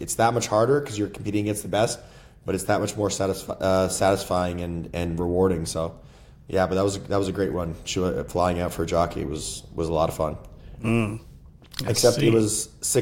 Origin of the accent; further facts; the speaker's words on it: Peterborough, Ontario, Canada; I'm originally from Canada, born and raised in Canada. I was raised on a 500-acre cattle farm outside of a place called Peterborough